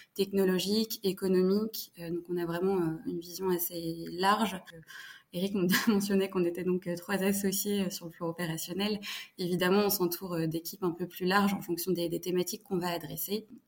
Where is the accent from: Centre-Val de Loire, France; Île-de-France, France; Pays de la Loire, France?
Île-de-France, France; Fontainebleau; j'ai grandi à Fontainebleau, donc dans le, le sud de Paris, en Ile-de-France